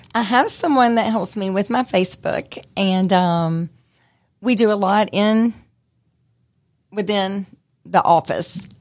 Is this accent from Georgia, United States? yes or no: yes; Smyrna, Georgia, United States; I grew up in Smyrna, so I'm from Cobb County